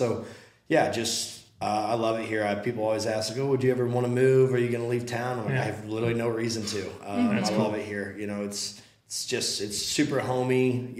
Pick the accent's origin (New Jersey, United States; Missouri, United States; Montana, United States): Missouri, United States; St. Charles; So, born and raised right here in St. Charles, it's where I grew up. We live at the same house the last 26 years, 27 years.